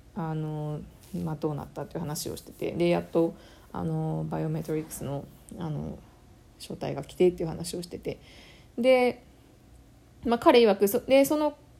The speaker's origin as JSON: {"language": "Japanese", "country": "Japan", "moved": "yes", "lives_now": "Canada", "said": "日本の自分の母国の市民権"}